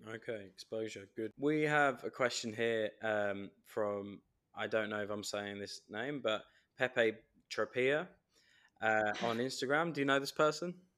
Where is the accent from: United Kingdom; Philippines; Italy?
United Kingdom; England; as an Englishman